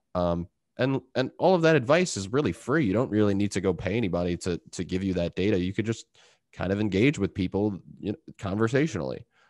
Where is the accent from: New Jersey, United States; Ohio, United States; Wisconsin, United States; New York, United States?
New York, United States; Long Island; I'm from Long Island